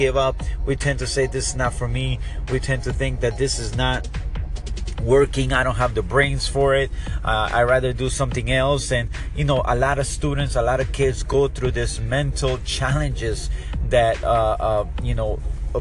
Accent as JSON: {"language": "English", "region": "South Florida", "country": "United States", "said": "we're from South Florida"}